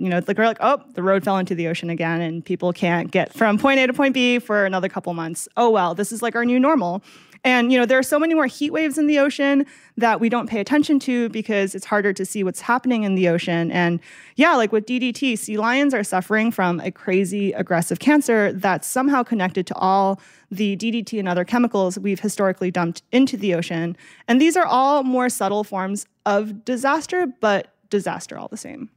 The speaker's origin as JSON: {"language": "English", "region": "Massachusetts", "country": "United States", "tie": "born or raised there", "moved": "yes", "lives_now": "California, United States", "said": "I grew up in Massachusetts"}